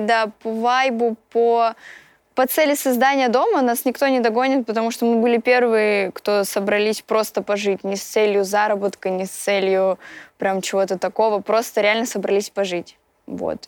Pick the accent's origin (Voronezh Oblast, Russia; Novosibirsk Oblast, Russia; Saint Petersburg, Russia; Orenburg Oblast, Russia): Voronezh Oblast, Russia; Voronezh; я из Воронежа и группа «…» именно оттуда